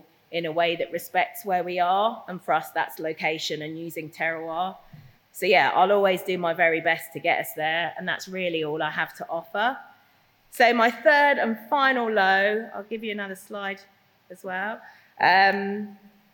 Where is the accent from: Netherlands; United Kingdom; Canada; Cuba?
United Kingdom; London; moved away as an adult; now in Norfolk, United Kingdom; I'm a Londoner